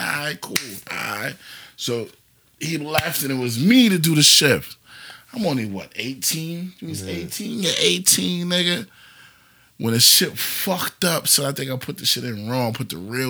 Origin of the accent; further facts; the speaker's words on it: New York, United States; I'm from New York